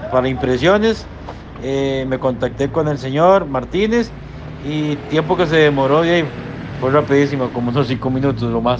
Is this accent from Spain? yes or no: no; Costa Rica; soy de Costa Rica